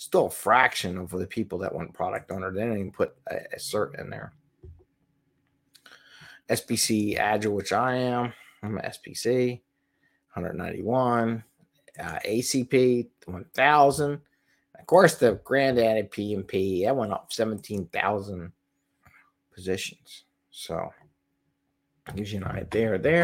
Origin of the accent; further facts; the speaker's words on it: Philadelphia, Pennsylvania, United States; Philadelphia, my hometown here